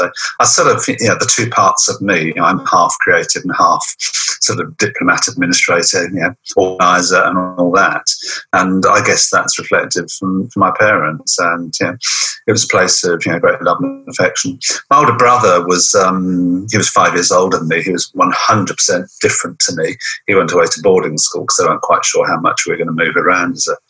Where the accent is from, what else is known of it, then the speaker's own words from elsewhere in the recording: Portsmouth, South East England, United Kingdom; also born or lived in Bath / Gibraltar; Yeah, I was born in Bath, very nearly born on the beach in Weston-super-Mare, but that's another story. But my parents in the Navy, or my dad was in the Navy, and we moved out to Gibraltar for some time. Then most of my child was in Portsmouth by the seaside.